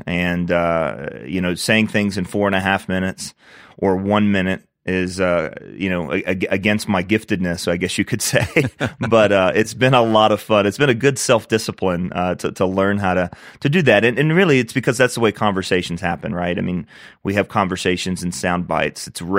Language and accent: English; Virginia, United States; growing up in Northern Virginia, we had about a 25-minute drive to the Christian school that I attended from kindergarten all the way through 12th grade.